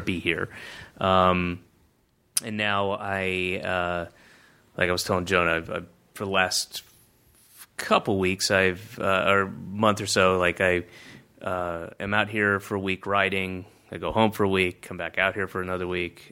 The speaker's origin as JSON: {"language": "English", "region": "the South", "country": "United States", "tie": "born or raised there", "moved": "yes", "said": "I grew up in the South"}